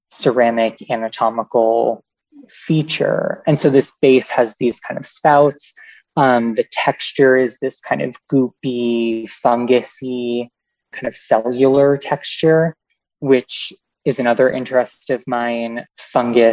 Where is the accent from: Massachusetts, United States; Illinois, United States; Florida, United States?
Massachusetts, United States; Boston; Growing up in the Boston area